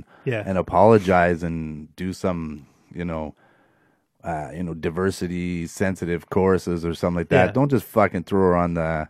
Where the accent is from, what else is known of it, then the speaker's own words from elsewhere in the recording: Brampton, Ontario, Canada; We're from Brampton, dude.